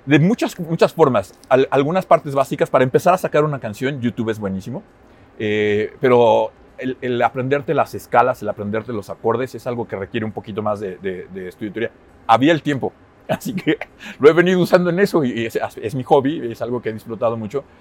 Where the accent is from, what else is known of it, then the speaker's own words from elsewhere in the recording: Mexico; moved away as an adult; also born or lived in Finland; cuando me fui de México